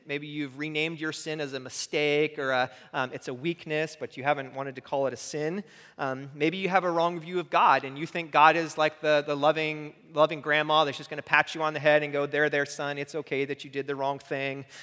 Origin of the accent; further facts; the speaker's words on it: United States; as an American